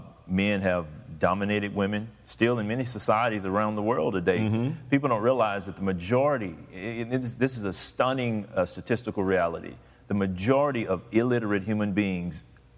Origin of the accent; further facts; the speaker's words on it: United States; in America, as much as I love my country